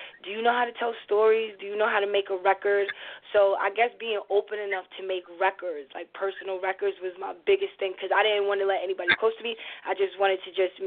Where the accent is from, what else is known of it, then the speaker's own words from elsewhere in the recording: Long Island, New York, United States; I'm 25. I'm brown skinned, and I'm from Long Island.